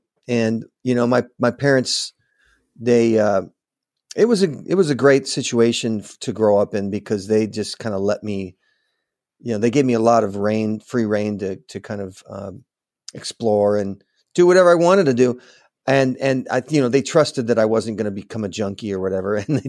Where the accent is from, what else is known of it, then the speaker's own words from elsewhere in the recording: Manhattan Beach, California, United States; also born or lived in Los Angeles; I was born in Los Angeles, okay. grew up in Manhattan Beach